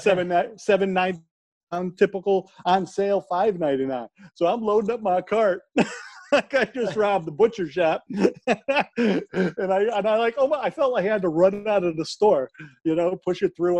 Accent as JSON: {"language": "English", "country": "United States", "said": "we we're all American"}